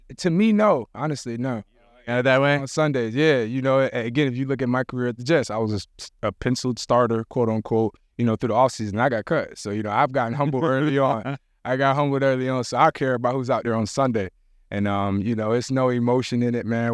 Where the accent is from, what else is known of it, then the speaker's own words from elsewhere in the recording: Jamaica; I'm Jamaican